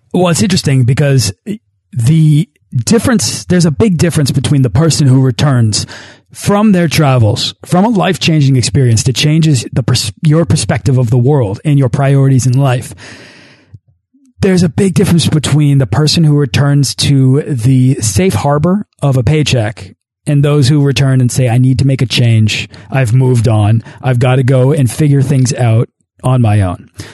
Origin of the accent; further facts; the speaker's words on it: United States; as an as an American